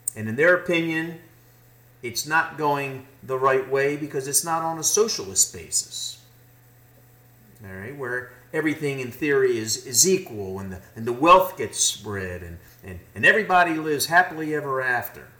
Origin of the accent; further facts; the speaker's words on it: United States; as an American